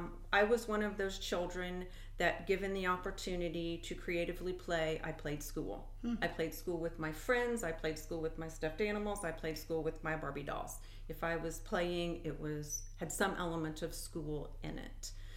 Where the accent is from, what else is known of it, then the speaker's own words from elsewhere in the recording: Illinois, United States; in DeWitt County, cool. You bet. Yeah, and kind of went around and came back.